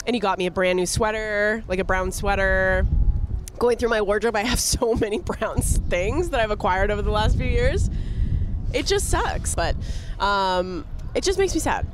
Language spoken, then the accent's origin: English; Canada; I grew up watching hockey in Canada